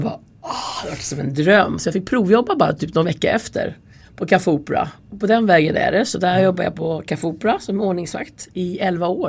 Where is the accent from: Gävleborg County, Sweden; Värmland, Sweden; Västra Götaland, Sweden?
Gävleborg County, Sweden; Färila; moved away as an adult; also born or lived in Stockholm; jag kommer ifrån Hälsingland, från Färila. Jag är uppvuxen där eh, till jag var 18 och sen flyttade jag då till Stockholm till min pappa.